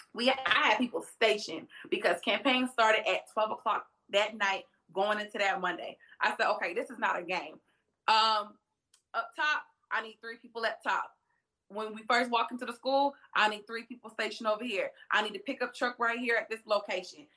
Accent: Atlanta, Georgia, United States; also born or lived in Savannah, Georgia; I'm from Atlanta, Georgia

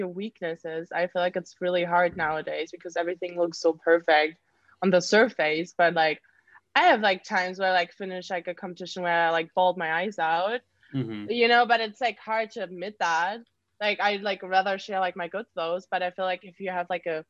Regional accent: Germany; moved away; I'm like from Germany

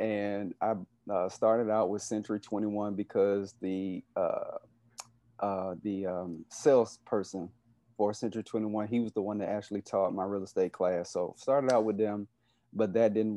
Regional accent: Covington, Georgia, United States; also born or lived in South Carolina / Atlanta, Georgia; I am originally from Covington, Georgia, which is about maybe 20 to 25 minutes east of Atlanta.

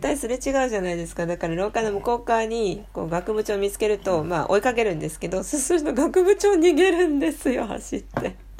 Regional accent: France; Japanese is a second language; now in Japan; フランス人として日本のね大学に初めて、えーと、教員として身を置いた

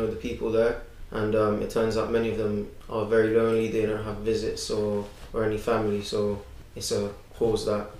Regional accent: London, United Kingdom; I'm 16, and I'm from West London.

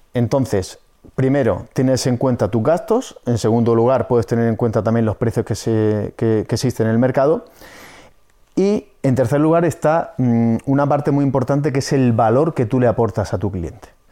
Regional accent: Murcia, Region of Murcia, Spain; soy de aquí de Murcia

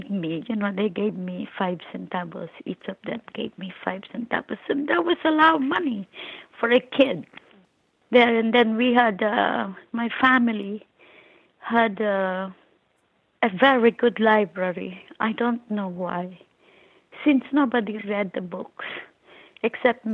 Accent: Philippines; now in New York City, United States; I was born and raised in the Philippines

